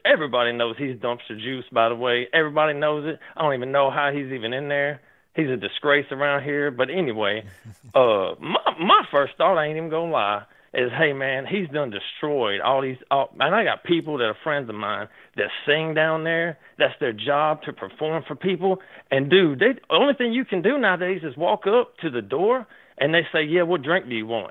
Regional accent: Nashville, Tennessee, United States; I've been born and raised in Nashville, Tennessee when I was a kid

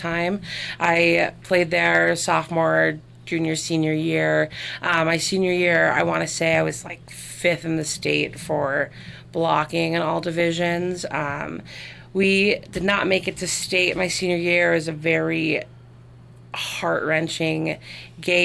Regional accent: Rapid City, South Dakota, United States; also born or lived in Madison, South Dakota / Virginia Beach, Virginia; I grew up here in Rapid City

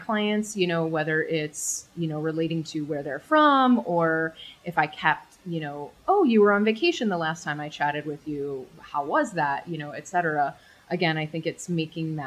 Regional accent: Chicago, Illinois, United States; I grew up in Chicago

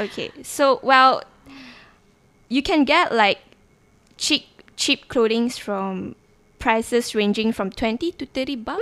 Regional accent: Sabah, Malaysia; moved away as an adult; I'm actually from Sabah and I came all the way here just to study

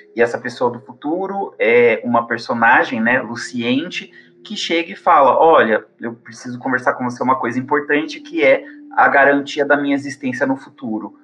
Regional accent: São Paulo, Brazil; moved away as an adult; now in Campo Grande, Brazil; eu sou originalmente de São Paulo, mas eu vim aqui para Campo Grande, no Mato Grosso do Sul

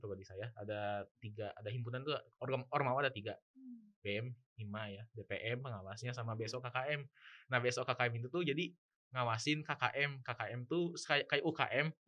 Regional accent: Bandung, West Java, Indonesia; saya itu dari Bandung

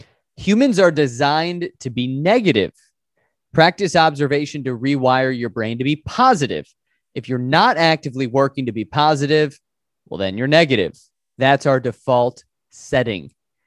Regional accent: Chicago, Illinois, United States; I'm from Chicago, where right now it's like negative 10.

